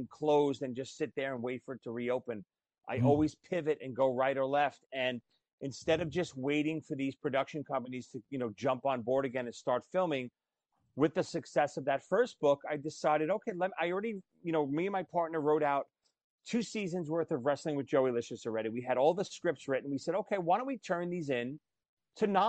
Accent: New York City, New York, United States; accent: Brooklyn; moved away as an adult; now in New Jersey, United States; this stupid kid growing up in Brooklyn that wanted to play drums

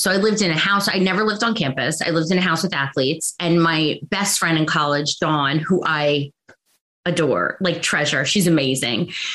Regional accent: New York, United States; also born or lived in Long Island, New York; born in New York, raised, then moved to Long Island

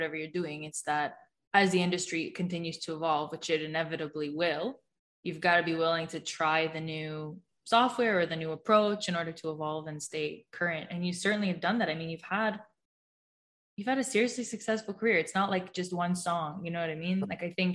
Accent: Toronto, Ontario, Canada; born or raised there

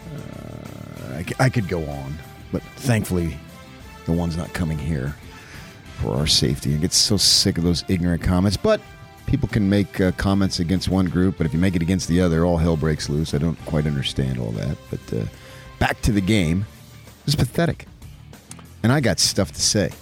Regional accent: United States; We're American

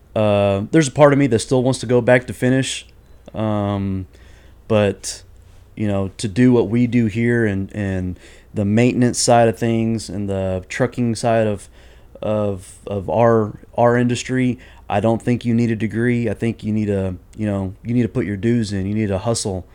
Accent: Houston, Texas, United States; I'm originally from here in Houston, Texas

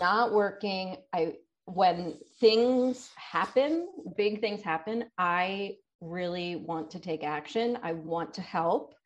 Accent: Delaware, United States; I'm from Delaware

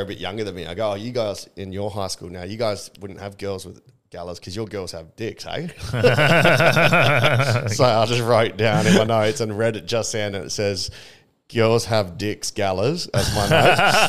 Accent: Swan Valley, Western Australia, Australia; I grew up in the Swan Valley until I was 10.

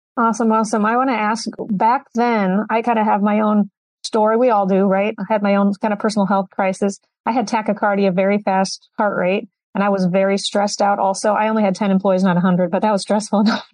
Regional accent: Iowa, United States; I'm from Iowa

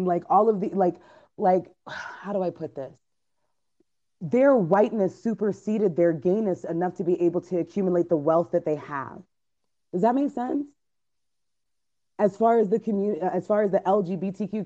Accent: United States; I was born here, and I actually have never been to Jamaica. My mom is from Jamaica, my dad is from the Bahamas

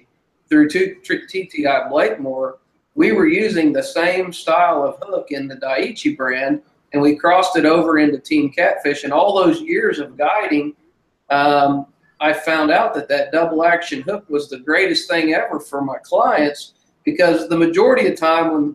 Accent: Grove, Oklahoma, United States; Well, I'm from Grove, Oklahoma

